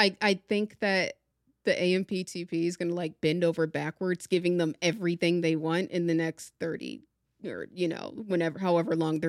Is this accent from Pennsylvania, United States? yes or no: no; Maryland, United States; I grew up in Maryland, you know, like very close to DC and Baltimore. I'm like 20 minutes from each.